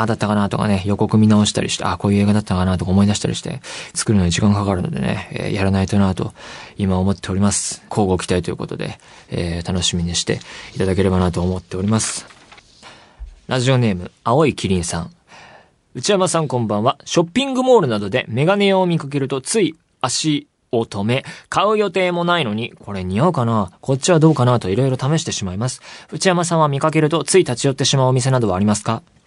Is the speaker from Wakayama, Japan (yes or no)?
no; Saitama, Japan; 埼玉出身